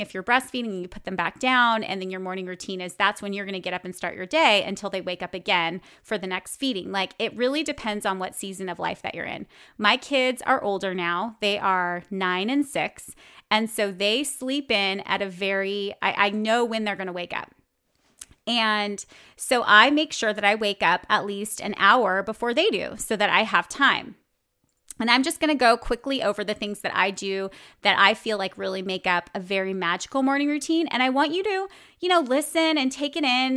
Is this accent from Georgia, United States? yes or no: no; Bakersfield, California, United States; moved away as an adult; also born or lived in New York City; I grew up in Bakersfield, California, in the central part of California where you drive everywhere